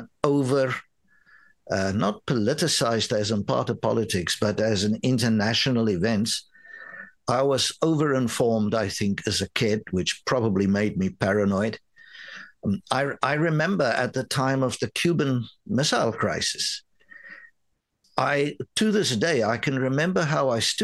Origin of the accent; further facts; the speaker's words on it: South Africa; first language Afrikaans; English is a second language; moved away as an adult; also born or lived in New York, United States; now in Canada; growing up in South Africa